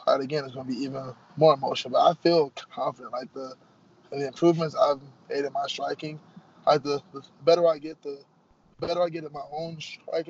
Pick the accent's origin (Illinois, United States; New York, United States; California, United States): Illinois, United States; Chicago; I'm from Chicago.